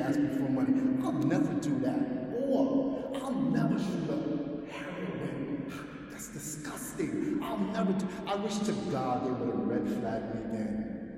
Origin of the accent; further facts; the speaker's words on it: New York City, New York, United States; born and raised in New York City